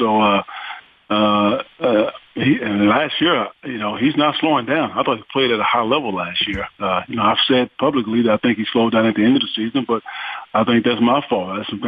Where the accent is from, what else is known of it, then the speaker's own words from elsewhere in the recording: McKinney, Texas, United States; born there; Well, I was born in McKinney.